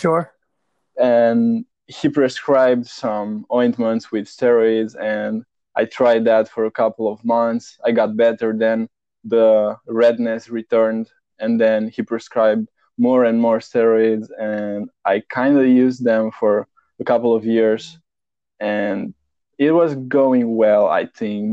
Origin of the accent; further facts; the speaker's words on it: Romania; now in Netherlands; originally, I'm from Romania, Eastern Europe, but I live in Netherlands